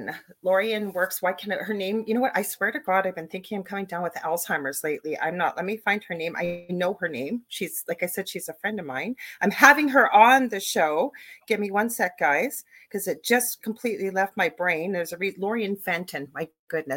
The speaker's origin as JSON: {"language": "English", "country": "Canada", "said": "I'm also a Canadian crystal Reiki energy healer"}